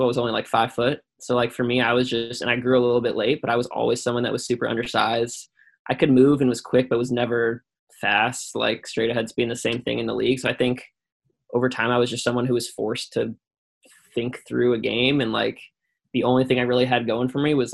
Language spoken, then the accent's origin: English; Chicago, Illinois, United States; I grew up in Chicago